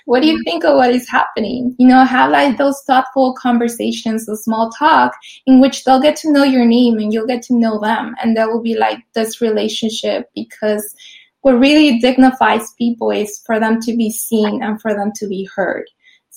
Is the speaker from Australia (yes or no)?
no; Mexico City, Mexico; now in Los Angeles, United States; I grew up in Mexico City, so it was like a concrete jungle, just like Los Angeles, where I currently live.